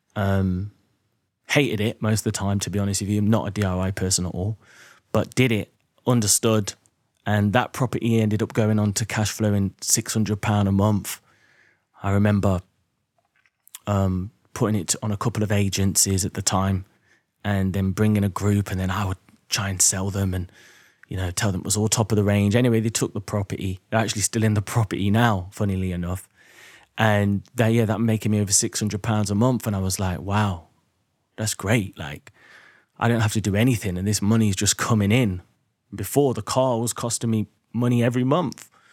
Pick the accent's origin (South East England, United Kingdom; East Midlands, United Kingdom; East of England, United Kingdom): East Midlands, United Kingdom; Derby; moved away as an adult; also born or lived in London; I was born in Derby in the Midlands